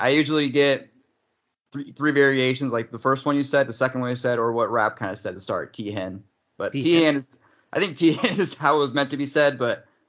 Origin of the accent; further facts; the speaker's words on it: Cleveland, Ohio, United States; we're from Cleveland